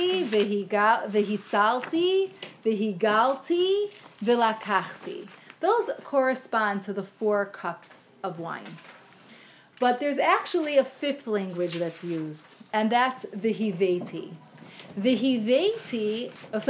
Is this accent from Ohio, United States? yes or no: yes; Cleveland, Ohio, United States; moved away; I grew up in Cleveland with all of my mother's family